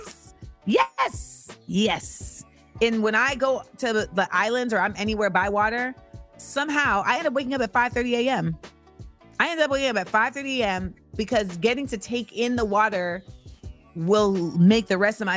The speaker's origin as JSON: {"language": "English", "region": "Florida", "country": "United States", "also_born_or_lived": "New York", "moved": "yes", "lives_now": "Los Angeles, United States", "said": "I'm from Florida"}